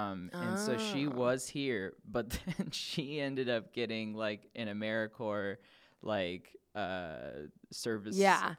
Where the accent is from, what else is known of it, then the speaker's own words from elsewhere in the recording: Los Angeles, California, United States; moved away as an adult; also born or lived in Midwest; I'm from Los Angeles originally.